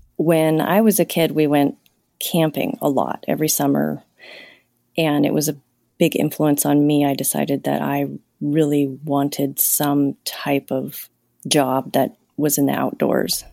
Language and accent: English; Los Angeles, California, United States; moved away as an adult; also born or lived in Montana; now in Troy, Montana, United States; I grew up in Los Angeles